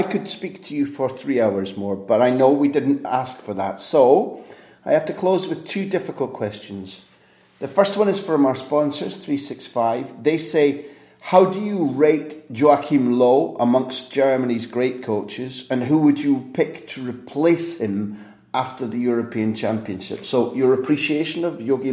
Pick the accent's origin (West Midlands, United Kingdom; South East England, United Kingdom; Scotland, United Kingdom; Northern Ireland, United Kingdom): Scotland, United Kingdom; I'm Scottish